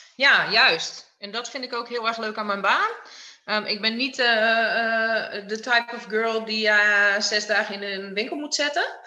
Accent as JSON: {"language": "Dutch", "region": "Friesland", "country": "Netherlands", "tie": "born or raised there", "said": "opgegroeid in uh, een prachtig dorpje in Friesland"}